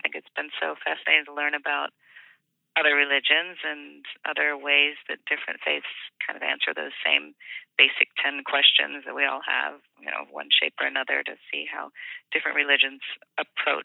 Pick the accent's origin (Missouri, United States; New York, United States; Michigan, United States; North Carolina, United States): Missouri, United States; Kansas City; I grew up in Kansas City, Missouri